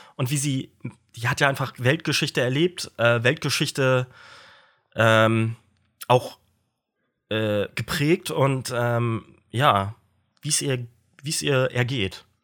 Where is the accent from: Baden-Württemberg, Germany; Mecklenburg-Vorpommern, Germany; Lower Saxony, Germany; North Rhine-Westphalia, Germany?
Mecklenburg-Vorpommern, Germany; Stralsund; in der Nähe von meiner Geburtsstadt Stralsund